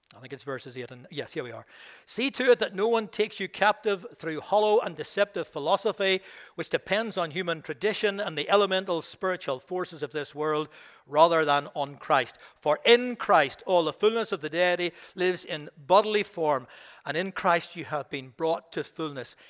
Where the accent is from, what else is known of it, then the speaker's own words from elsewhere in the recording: Belfast, Northern Ireland, United Kingdom; also born or lived in Rathfriland; I didn't come from the country originally, I came from Belfast